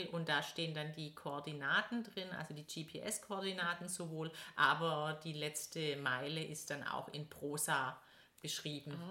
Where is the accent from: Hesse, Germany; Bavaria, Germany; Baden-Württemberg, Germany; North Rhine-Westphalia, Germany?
Baden-Württemberg, Germany; Stuttgart; Ja, Thomas kommt aus Brandenburg und ich komme aus Stuttgart und wir haben unseren Sitz hier so mitten in einem Stuttgarter Stadtteil.